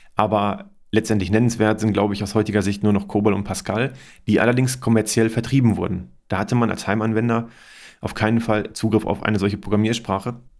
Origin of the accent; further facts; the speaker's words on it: Germany; hier bei uns in Deutschland